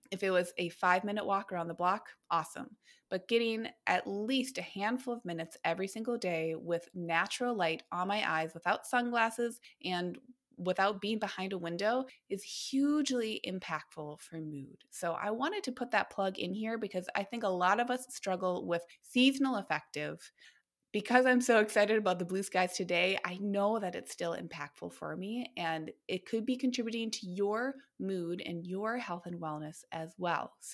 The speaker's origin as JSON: {"language": "English", "region": "Minnesota", "country": "United States", "lives_now": "Oregon, United States", "said": "I thought I was cocky when I moved here, and I thought, well, since I'm coming from Minnesota, Minnesota, I have completely experienced seasonal affective before right?"}